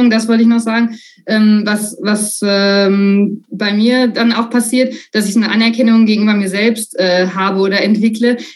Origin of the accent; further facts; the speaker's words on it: North Rhine-Westphalia, Germany; Also ich, ich komme aus dem, aus dem Sauerland ähm, und, und da dachte dann, naja, also wenn ich schon die 800 Kilometer in die Alpen fahre